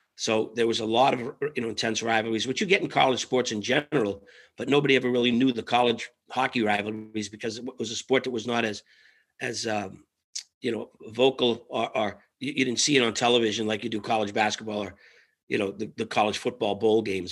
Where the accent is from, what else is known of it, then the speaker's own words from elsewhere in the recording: Winthrop, Massachusetts, United States; a little place called Winthrop, Mass, right off Logan Airport. It's a small little peninsula town, about 18, 19,000 people. Um, grew up in a three family house with all my cousins and aunts and uncles